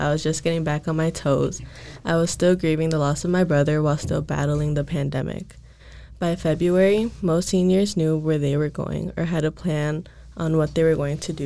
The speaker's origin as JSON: {"language": "English", "region": "Wisconsin", "country": "United States", "tie": "born or raised there", "moved": "as an adult", "lives_now": "Minnesota, United States", "said": "I was born and raised in Wisconsin and never been away from home before"}